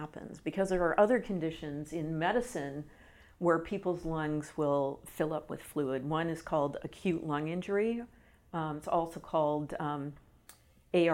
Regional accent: Canada; also born or lived in British Columbia; I'm from Canada, and I was in British Columbia

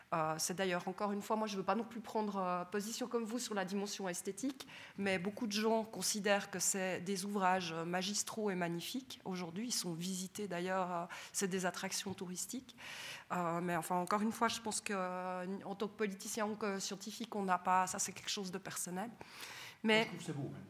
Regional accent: Sainte-Croix, Vaud, Switzerland; notre joli Jura, je suis originaire de Sainte-Croix

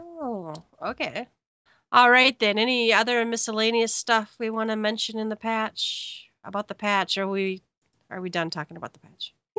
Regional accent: Minnesota, United States; I'm from Minnesota

